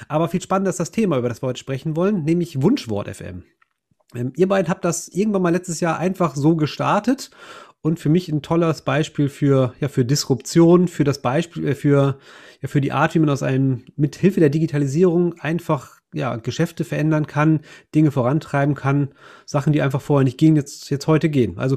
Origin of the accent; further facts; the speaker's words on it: Germany; Ich bin ja ein Friese